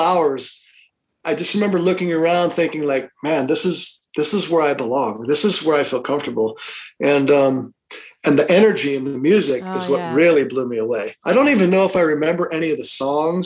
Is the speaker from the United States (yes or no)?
yes; Los Angeles, California, United States; growing up in Los Angeles area